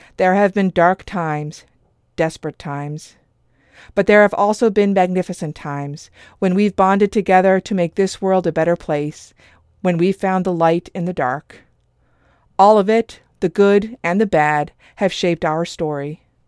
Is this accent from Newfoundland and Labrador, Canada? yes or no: yes; Newfoundland and Labrador, Canada; We are so proud of our culture that every student in our province must take Newfoundland and Labrador cultural heritage